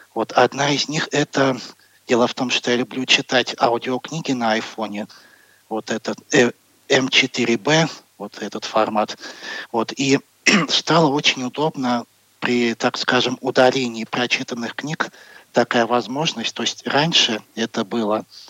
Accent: Moscow, Russia; Я из Москвы

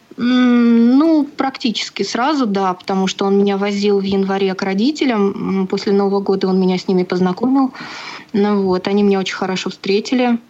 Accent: Nalchik, Kabardino-Balkaria, Russia; moved away as an adult; also born or lived in Kislovodsk / Bugulma, Tatarstan; now in Samara, Russia; Я родом не из Татарстана, я родом из Кабардино-Балкарии, город Нальчик

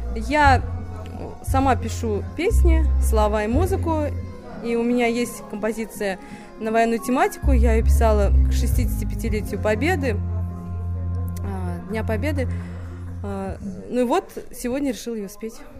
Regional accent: Ufa, Bashkortostan, Russia; Наш город Уфа очень замечательный, красивый. Это мой родной город, я его очень люблю

